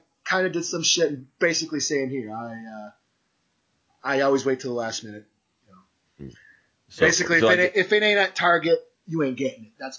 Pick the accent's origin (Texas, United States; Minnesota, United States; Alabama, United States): Minnesota, United States; I'm from Minnesota